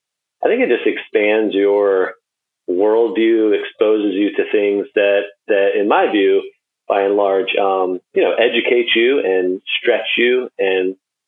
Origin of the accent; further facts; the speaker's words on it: Wilmington, North Carolina, United States; also born or lived in upstate New York / Midwest; I was born in upstate New York and did a stint in the Midwest. But most of my growing up years was in Wilmington, North Carolina